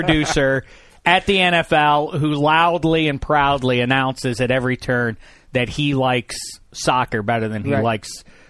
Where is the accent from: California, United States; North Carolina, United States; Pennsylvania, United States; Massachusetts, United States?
Pennsylvania, United States; Pittsburgh; moved away as an adult; I feel like it's a form of emotional child abuse for me from 3,000 miles away from my hometown of Pittsburgh.